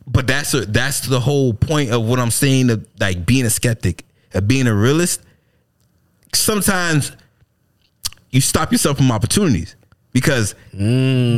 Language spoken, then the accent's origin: English; United States